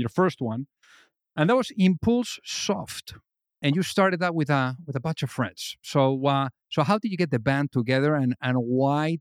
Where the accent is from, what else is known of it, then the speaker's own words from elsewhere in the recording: Spain; now in United States; from where I came from Spain